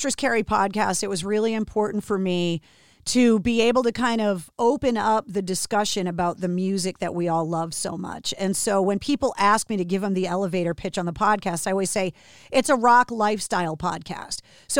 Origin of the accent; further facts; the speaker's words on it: Massachusetts, United States; I was born and raised in Massachusetts